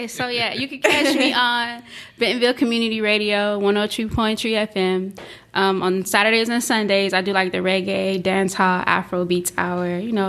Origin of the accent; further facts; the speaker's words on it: St. Croix, U.S. Virgin Islands; also born or lived in Savannah, Georgia; now in Northwest Arkansas, United States; I am originally from the U.S. Virgin Islands, St. Croix, the Big Island to be exact.